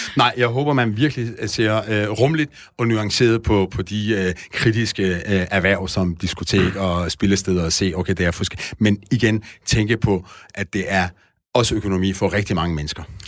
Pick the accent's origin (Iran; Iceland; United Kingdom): Iran; now in Denmark; jeg er oprindeligt fra Iran